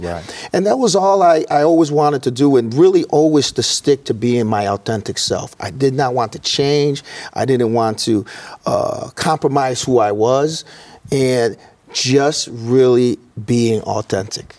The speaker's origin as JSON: {"language": "English", "town": "Elgin", "region": "Illinois", "country": "United States", "tie": "born or raised there", "moved": "yes", "lives_now": "Peoria, United States", "said": "I grew up in Elgin, Elgin, Illinois"}